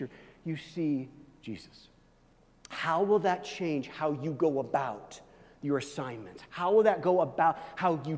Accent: Kansas City, Missouri, United States; I grew up in Kansas City where the Royals play

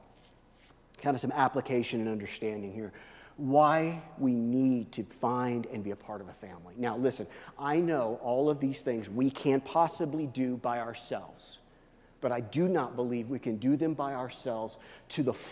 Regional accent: Kansas City, United States; now in Denver, United States; I'm from Kansas City

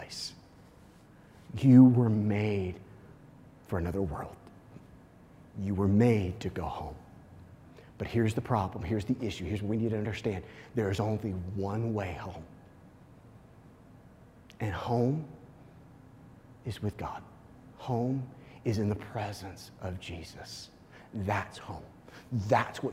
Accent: Kansas City, Missouri, United States; I actually grew up in Missouri, but very close to the Kansas line

